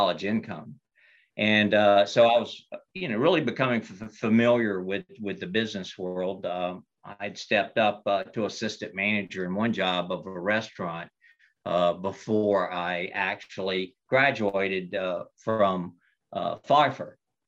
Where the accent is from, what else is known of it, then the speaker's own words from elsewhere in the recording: Albemarle, North Carolina, United States; moved away; I graduated from a high school in Stanley County, North Carolina, of all places, a place called Albemarle